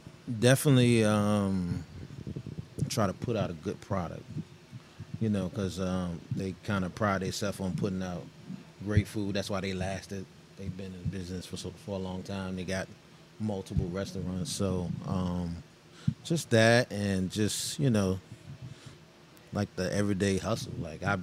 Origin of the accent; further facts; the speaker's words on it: Richmond, Virginia, United States; also born or lived in Petersburg, Virginia; I'm from Richmond. I went to school in Richmond. Also went to school in Petersburg, too